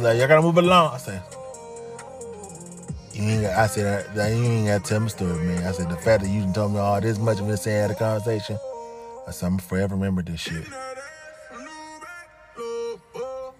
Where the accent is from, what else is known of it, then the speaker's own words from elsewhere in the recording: Mississippi, United States; I'm from Mississippi, you know? I got Mississippi running my blood